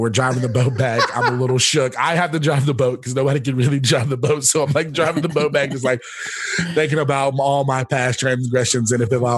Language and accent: English; the South, United States; now in Los Angeles, United States; I am from the South